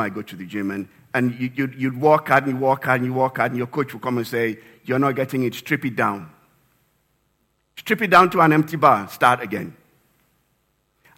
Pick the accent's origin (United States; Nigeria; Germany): Nigeria; moved away; back in my home country, Nigeria